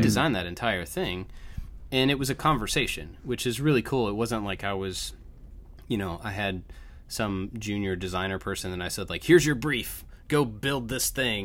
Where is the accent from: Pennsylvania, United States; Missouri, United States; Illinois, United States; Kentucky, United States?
Kentucky, United States; moved away; also born or lived in Georgia; we moved from Georgia to Kentucky